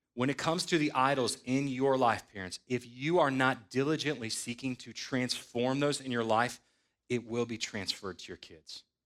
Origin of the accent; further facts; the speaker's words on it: Sandwich, Illinois, United States; moved away as an adult; also born or lived in Louisville, Kentucky; I was born in Sandwich, Illinois in nineteen eighty-seven to godly parents.